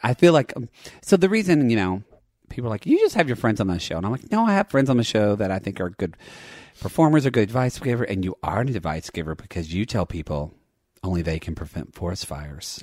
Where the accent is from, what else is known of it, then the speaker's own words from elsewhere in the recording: Dallas, Texas, United States; moved away; I grew up in Dallas